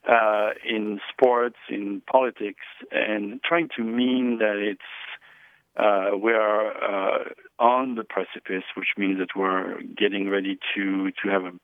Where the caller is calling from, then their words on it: Eureka, California, United States; I am calling from uh, Eureka, California.